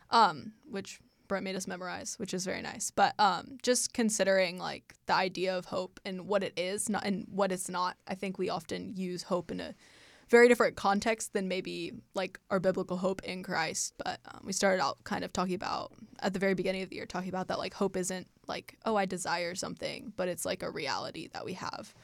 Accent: Indianapolis, Indiana, United States; I'm from Indianapolis, Indiana

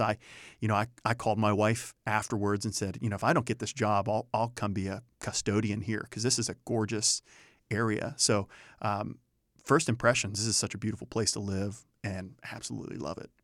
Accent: Youngstown, Ohio, United States; moved away; born and raised in Northeast Ohio, from Youngstown, Ohio

